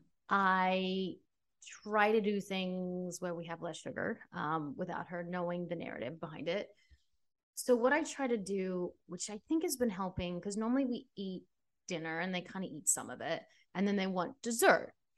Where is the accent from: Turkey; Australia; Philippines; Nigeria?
Australia; now in United States; I'm from Australia